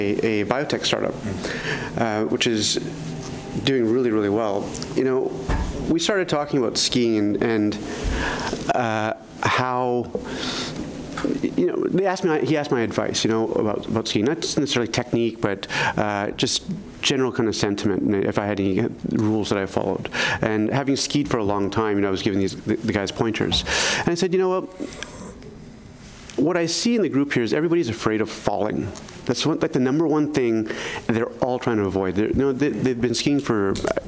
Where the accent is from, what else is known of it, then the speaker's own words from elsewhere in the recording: Canada; now in Boston, United States; Even as a Canadian